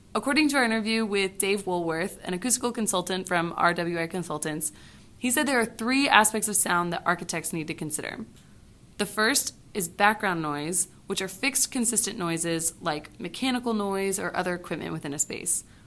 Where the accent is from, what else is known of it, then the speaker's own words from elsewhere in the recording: Houston, Texas, United States; I'm from Houston, Texas